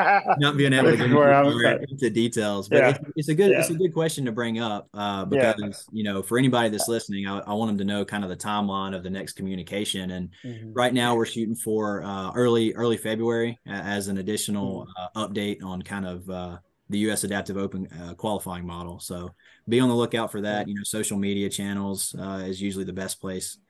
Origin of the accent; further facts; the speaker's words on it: Georgia, United States; I grew up at a little 9-hole course in my hometown in Georgia